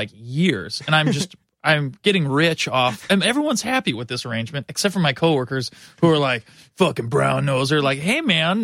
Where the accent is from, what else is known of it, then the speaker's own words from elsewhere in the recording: Washington, United States; also born or lived in San Francisco; now in Chicago, United States; I'm from the West. I'm from the Northwest, the great state of Washington.